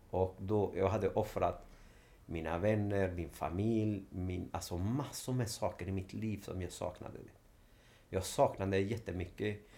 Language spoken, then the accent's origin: Swedish; Sweden; Ja, men, nej, men jag är från Sverige.